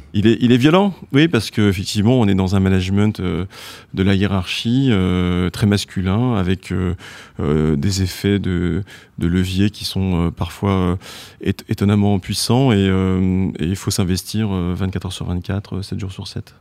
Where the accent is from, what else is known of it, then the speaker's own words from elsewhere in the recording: France; quand on est français